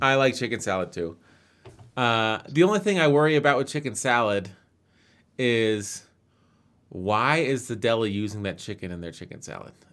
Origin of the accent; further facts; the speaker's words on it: United States; being American